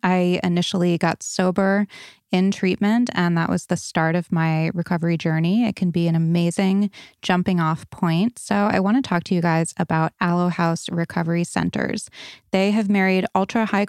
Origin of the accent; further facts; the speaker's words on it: Barrington, Rhode Island, United States; I'm from Barrington. I went to Moses Brown High School.